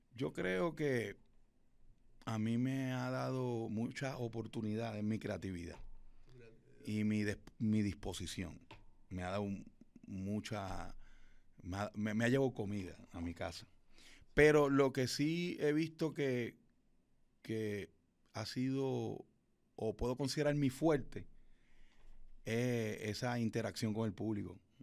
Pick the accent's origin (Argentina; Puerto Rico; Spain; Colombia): Puerto Rico; Fajardo; Yo soy de Fajardo, Puerto Rico